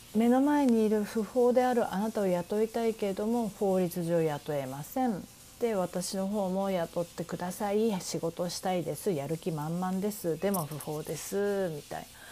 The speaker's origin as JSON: {"language": "Japanese", "country": "Japan", "moved": "as an adult", "lives_now": "New York, United States"}